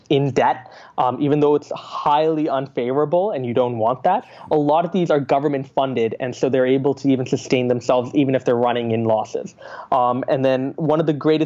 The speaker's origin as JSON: {"language": "English", "town": "Calgary", "region": "Alberta", "country": "Canada", "tie": "born or raised there", "also_born_or_lived": "Singapore"}